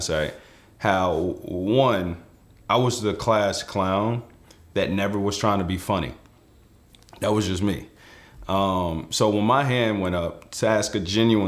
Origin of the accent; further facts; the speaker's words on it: Forest, Virginia, United States; I grew up in Forest, Virginia